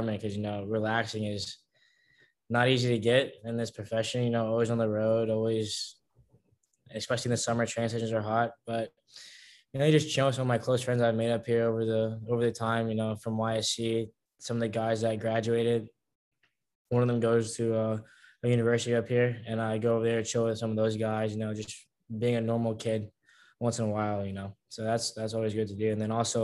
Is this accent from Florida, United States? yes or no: yes; Tampa, Florida, United States; moved away as an adult; now in Philadelphia, United States; back at home, I'm from Tampa, Florida.